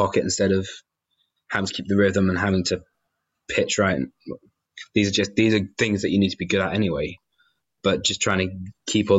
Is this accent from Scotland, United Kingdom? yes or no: yes; Inverness area, Scotland, United Kingdom; moved away as an adult; now in Glasgow, United Kingdom; I didn't grow up in Inverness, but I grew up going to Eden Court a lot